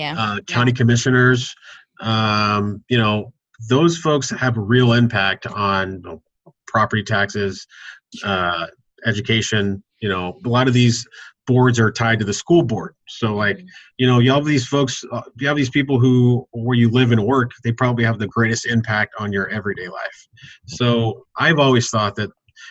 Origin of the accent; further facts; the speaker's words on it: Austin, Texas, United States; moved away; Ended up working at City Hall for a city council member back in my hometown of Austin